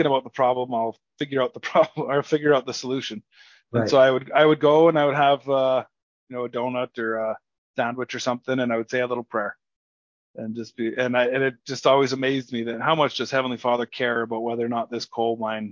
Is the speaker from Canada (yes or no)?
yes; Sparwood, British Columbia, Canada; I was born and raised in Sparwood, British Columbia, Canada, small little tiny podunk town.